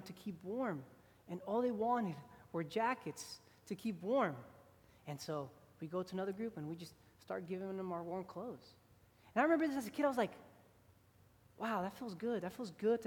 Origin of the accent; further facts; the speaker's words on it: Houston, Texas, United States; I grew up in Houston, Texas